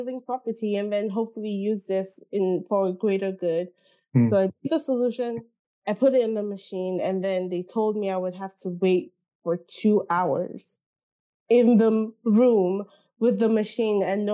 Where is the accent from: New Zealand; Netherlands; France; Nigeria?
Nigeria; moved away; I grew up in Nigeria, spent my whole life in Nigeria